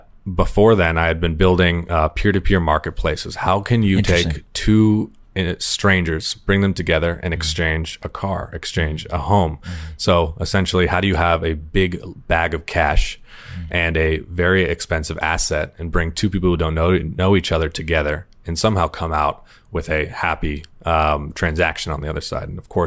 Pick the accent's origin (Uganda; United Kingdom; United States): United States; Sonoma Valley, California; I'm from Sonoma Valley, where we had a big migrant worker population